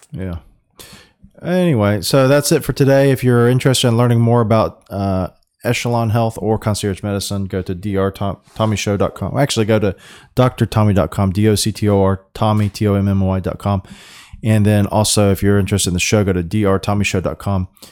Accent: Florida, United States; we're from Florida or I'm from Florida and you know we're in Florida

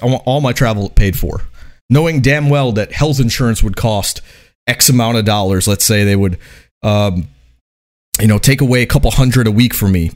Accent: United States; I would consider myself a, an American

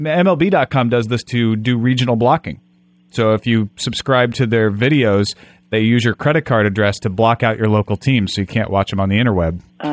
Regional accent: Greenville, Illinois, United States; I'm from Greenville, Illinois, funnily enough.

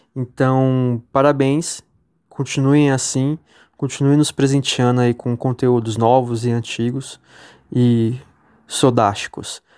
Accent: São Bernardo do Campo, São Paulo, Brazil; sou de São Bernardo do Campo, São Paulo

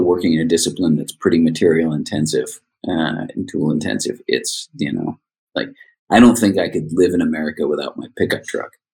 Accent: Rhode Island, United States; also born or lived in San Francisco Bay Area, United States; now in Seattle, United States; growing up in Rhode Island.

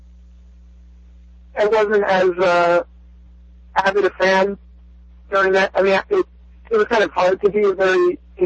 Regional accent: Philadelphia, Pennsylvania, United States; growing up in Philly, my mom's side won out, and I ended up rooting for Philly teams.

